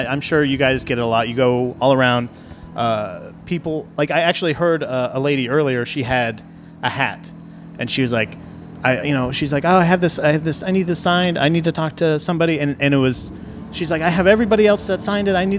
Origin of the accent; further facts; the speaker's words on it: Tampa, Florida, United States; I'm from Tampa, like St. Pete